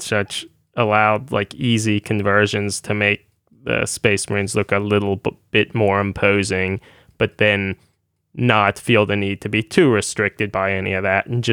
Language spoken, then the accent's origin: English; United States; being an American